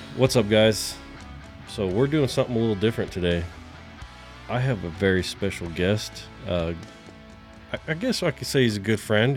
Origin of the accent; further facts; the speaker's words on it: California, United States; now in Texas, United States; a Californian coming to Texas